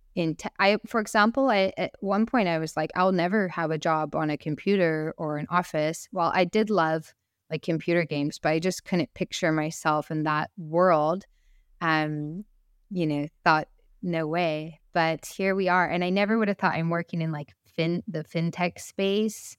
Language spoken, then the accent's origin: English; United States; also born or lived in San Francisco; I am so lucky to be born in America and raised as an American woman